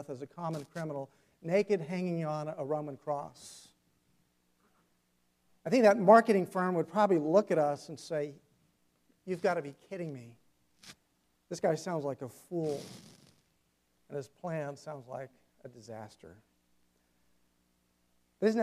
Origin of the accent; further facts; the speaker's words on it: South Carolina, United States; He pastored in a town where I grew up in South Carolina, or close to the town I grew up in.